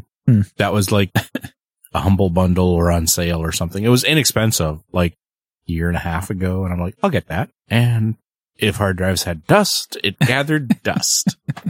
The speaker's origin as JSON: {"language": "English", "country": "Canada", "said": "I am the Canadian."}